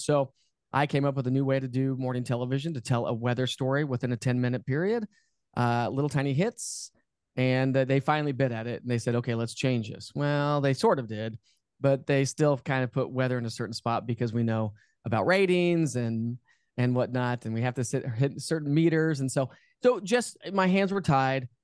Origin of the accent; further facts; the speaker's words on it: Denver, Colorado, United States; moved away as an adult; also born or lived in Knoxville, Tennessee; I'm born and raised in Denver, Colorado